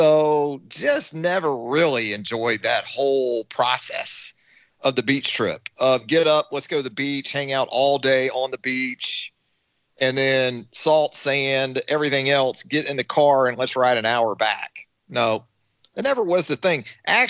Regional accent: Jacksonville, Florida, United States; where I grew up in Jacksonville, Florida, Jacksonville is so broad in terms of landmass. You can say you live in Jacksonville and you're going to go to the beach. Well, if you live on the west side, like I did

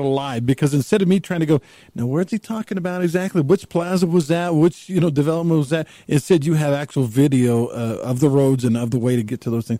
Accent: Texas, United States; now in St. George, United States; I grew up in Texas, so I'm a Longhorn.

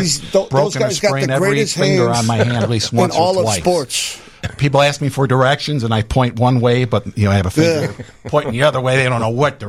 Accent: Chicago, Illinois, United States; moved away as an adult; now in far northwest suburbs of Chicago, United States; I was born and raised on the Northwest Side. I love the Northwest Side.

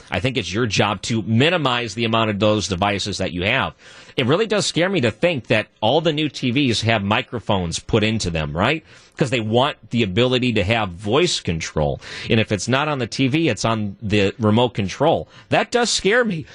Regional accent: outside of Detroit, Michigan, United States; moved away; I grew up outside of Detroit

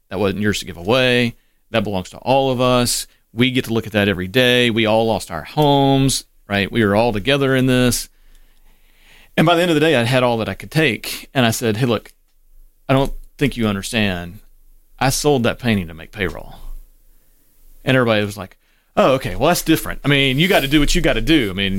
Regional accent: Cleveland, Ohio, United States; born there; And so my birth certificate, I was born in Cleveland.

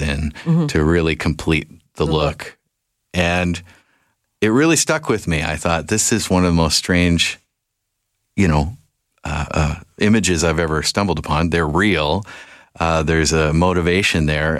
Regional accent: Victoria, British Columbia, Canada; I'm a Victoria kid.

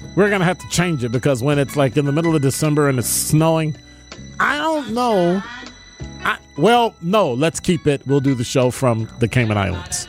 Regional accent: Chicago, Illinois, United States; moved away as an adult; now in Milwaukee, United States; I'm from Chicago, born and raised

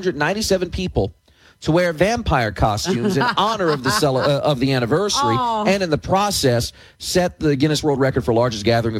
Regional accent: New Jersey, United States; I'm from New Jersey. We don't see goats.

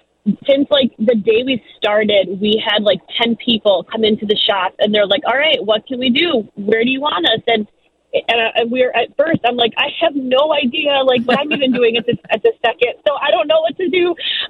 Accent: Chicago, Illinois, United States; first language Ukrainian; English is a second language; I was born in Chicago, actually, but I'm second generation and Ukrainian is my first language.

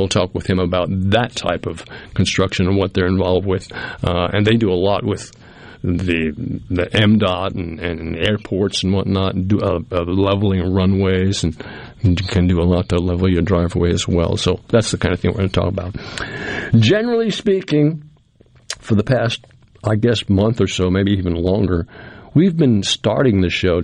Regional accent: New England, United States; moved away; I grew up in New England

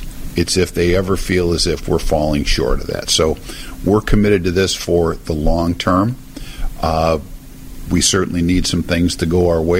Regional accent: Chicago, Illinois, United States; I'm from Chicago. I'm from here.

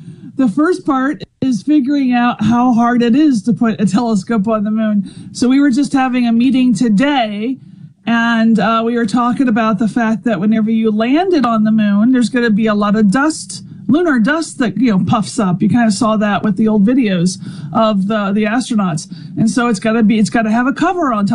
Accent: Louisiana, United States; moved away as an adult; also born or lived in Arizona; now in Mississippi, United States; I'm from Louisiana

